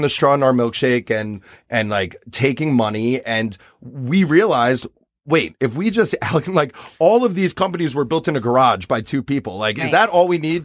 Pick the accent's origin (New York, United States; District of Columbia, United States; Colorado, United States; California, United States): New York, United States; for me as a New Yorker